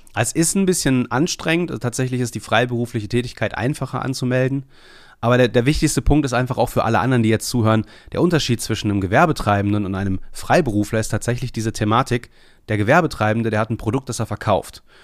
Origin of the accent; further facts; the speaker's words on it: Bielefeld, North Rhine-Westphalia, Germany; now in Leopoldshöhe, Germany; Also Bielefeld ist mein Geburtsort.